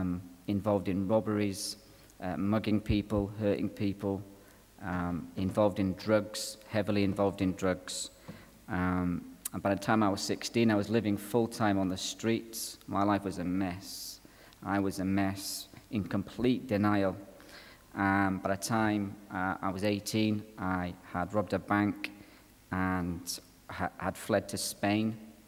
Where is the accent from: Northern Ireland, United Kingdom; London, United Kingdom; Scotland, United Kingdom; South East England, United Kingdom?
Northern Ireland, United Kingdom; Belfast; accent: Irish; also born or lived in Donegal, Ireland; You can tell by my accent that I'm an Irishman, can't you? I was actually born in Donegal and actually lived in Belfast as a boy.